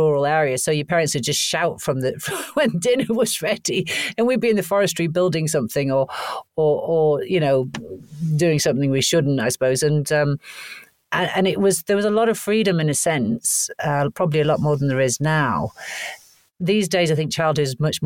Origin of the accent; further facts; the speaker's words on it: Wales, United Kingdom; also born or lived in Canada; I was born in Canada and raised in Wales.